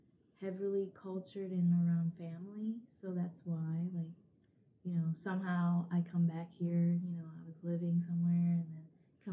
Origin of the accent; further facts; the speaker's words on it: Las Vegas, Nevada, United States; also born or lived in Thailand; now in Ohio, United States; Like, when we were raised in Vegas and we lived in Thailand, it's obviously a big city, so.